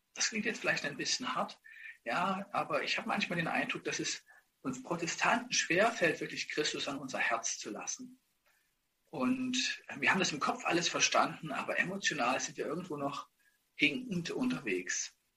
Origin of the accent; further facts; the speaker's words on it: Ottendorf-Okrilla, Saxony, Germany; moved away; also born or lived in Dresden; ich bin in Ottendorf vor Grilla groß geworden